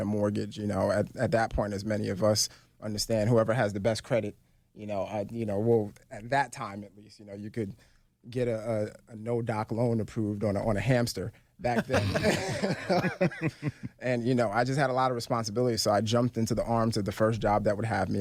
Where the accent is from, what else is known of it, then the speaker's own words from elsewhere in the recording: New York City, New York, United States; moved away; also born or lived in Philadelphia; I was born and raised in Brooklyn, New York.